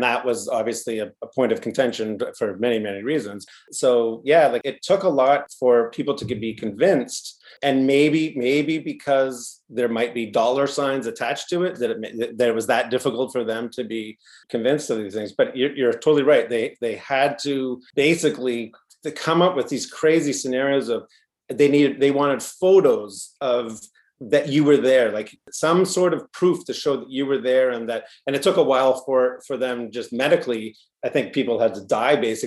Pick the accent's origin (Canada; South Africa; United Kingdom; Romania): Canada; we're Canadian filmmakers